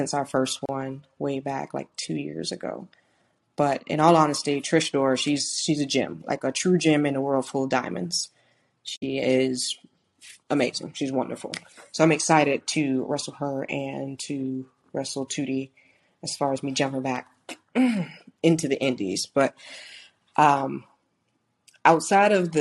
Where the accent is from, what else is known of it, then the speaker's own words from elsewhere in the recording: St. Louis, Missouri, United States; moved away; I was born in St. Louis, Missouri. That's where my family is from, my mom and my dad